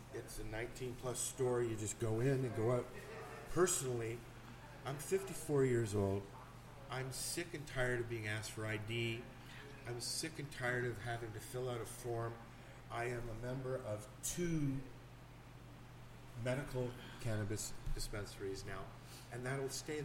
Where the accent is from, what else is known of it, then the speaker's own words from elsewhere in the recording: Toronto, Ontario, Canada; moved away as an adult; also born or lived in Hamilton; I grew up in Toronto.